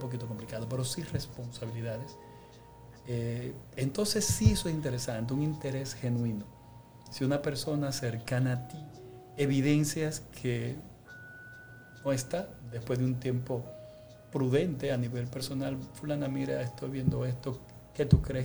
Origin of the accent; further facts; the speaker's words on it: Dominican Republic; nosotros a veces como dominicanos